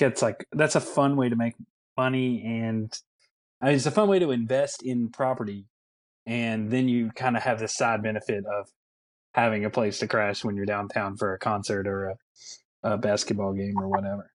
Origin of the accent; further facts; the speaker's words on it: Bardstown, Kentucky, United States; I'm not not from Louisville. I'm from Bardstown, but I lived in Bardstown. I didn't live like out in the country.